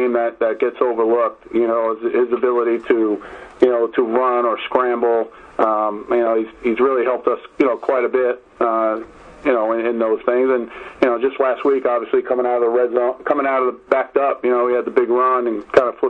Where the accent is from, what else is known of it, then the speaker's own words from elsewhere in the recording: New York City, New York, United States; I'm born and raised in the Bronx